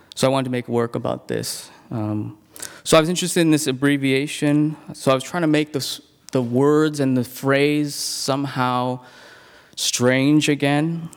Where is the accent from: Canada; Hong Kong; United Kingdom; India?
Hong Kong; moved away; I'm originally from Hong Kong